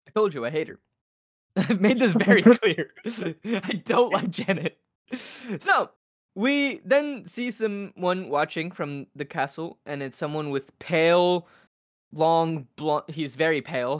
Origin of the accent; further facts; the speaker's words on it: United States; I 100% grew up in America